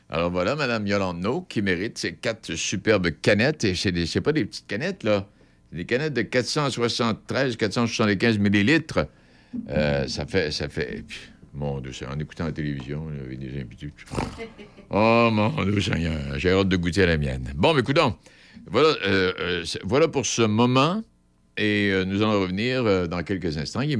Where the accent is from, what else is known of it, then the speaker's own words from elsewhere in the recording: Saint-Alban, Quebec, Canada; je suis de Saint-Alban.